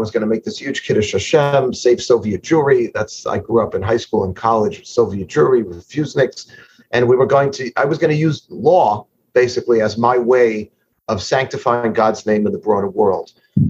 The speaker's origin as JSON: {"language": "English", "town": "New York City", "region": "New York", "country": "United States", "tie": "born or raised there", "said": "So I am a Queens boy. I'm from Forest Hills, Queens, and I was raised, I would say, poster child, Yeshiva University, modern Orthodox background, and big family of lawyers."}